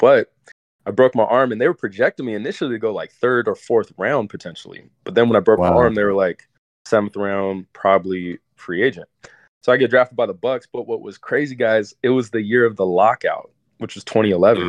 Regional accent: Alaska, United States; growing up in Alaska

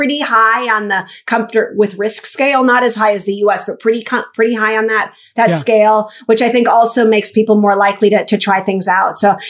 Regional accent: Minnesota, United States; I'm from Minnesota. Yeah, not the most international place.

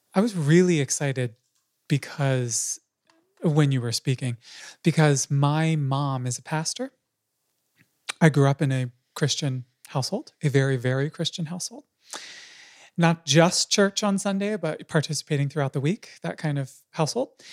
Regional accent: United States; I'm an American too

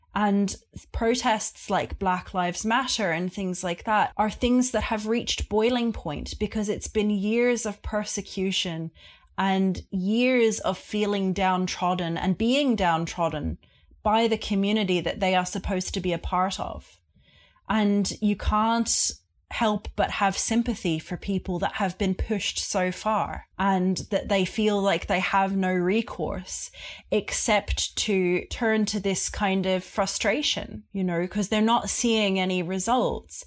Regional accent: Australia; also born or lived in Czech Republic / United Kingdom; now in Ireland; I was born in Australia and grew up there

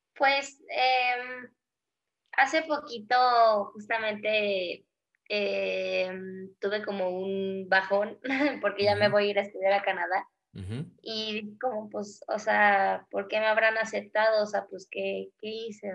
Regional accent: Mexico; nosotros como mexicanos

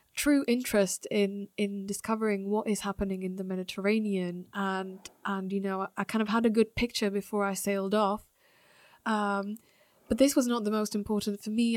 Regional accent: Slovakia; moved away; also born or lived in France / United Kingdom; being from Slovakia

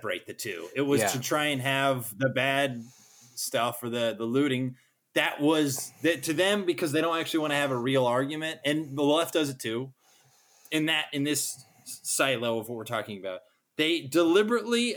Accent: United States

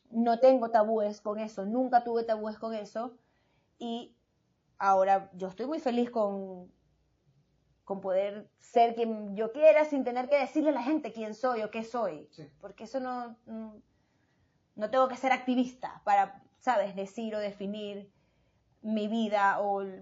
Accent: Venezuela; yo soy de la comunidad y soy venezolana y no me importa.

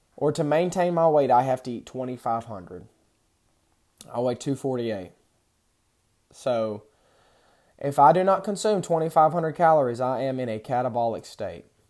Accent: Texas, United States; I grew up in Texas

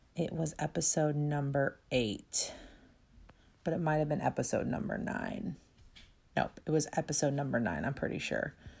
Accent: St. Louis, Missouri, United States; also born or lived in Florida; I'm from Saint Louis, Missouri.

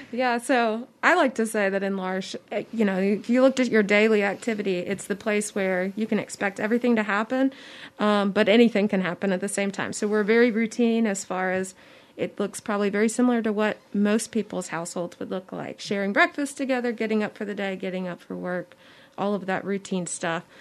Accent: Mobile, Alabama, United States; I was born and raised in Mobile

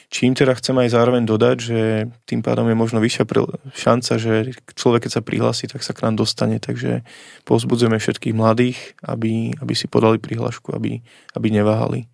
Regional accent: Vištuk, Bratislava Region, Slovakia; u nás vo Vyštuku, odkiaľ pochádzam, taká dedinka pri Pezinku

